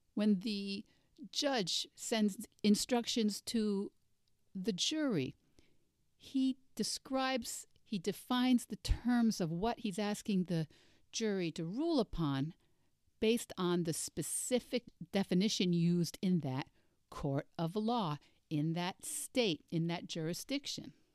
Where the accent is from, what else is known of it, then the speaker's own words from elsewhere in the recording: United States; As a Russian major and as an American, I grew up using the now obsolete Russian pronunciation